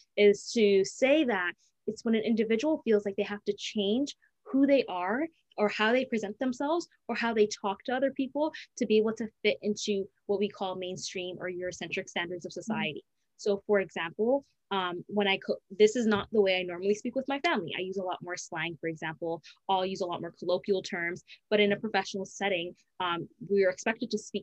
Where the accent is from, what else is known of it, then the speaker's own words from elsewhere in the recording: Canada; growing up in Canada, being born and raised in Canada